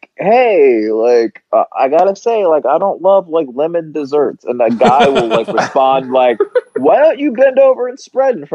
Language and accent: English; Marietta, Georgia, United States; moved away as an adult; also born or lived in Miami / Cincinnati / Santa Rosa / Los Angeles; we moved to Georgia